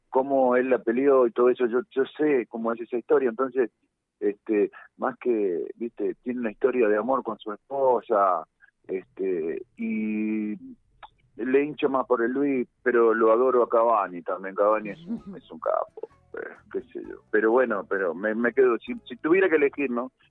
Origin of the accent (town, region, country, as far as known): Montevideo, Uruguay